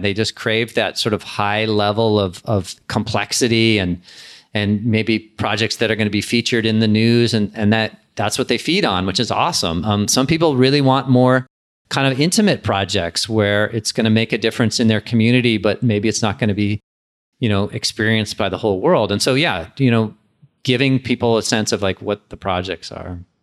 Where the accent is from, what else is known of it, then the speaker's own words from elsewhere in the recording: San Diego, California, United States; also born or lived in Los Angeles; When I moved back from Los Angeles to San Diego, where I grew up